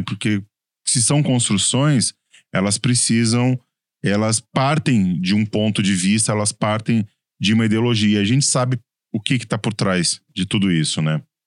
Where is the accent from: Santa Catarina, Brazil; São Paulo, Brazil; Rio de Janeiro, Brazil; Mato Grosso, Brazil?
São Paulo, Brazil; accent: paulista; o meu sotaque de paulista me complica às vezes